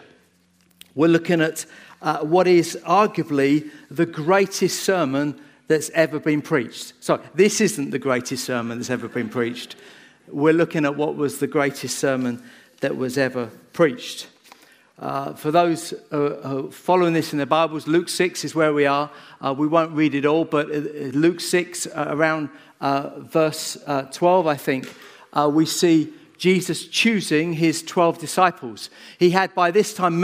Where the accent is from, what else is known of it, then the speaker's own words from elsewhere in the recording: Bedford, East of England, United Kingdom; I grew up in Bedford. I went to Hazeldean. In fact, I went to most of the schools in Bedford as I grew up